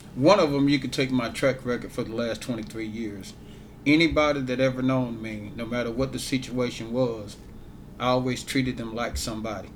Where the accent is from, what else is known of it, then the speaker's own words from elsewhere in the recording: Ware, Mississippi, United States; moved away as an adult; now in Grenada, United States; I'm originally from Ware, Mississippi.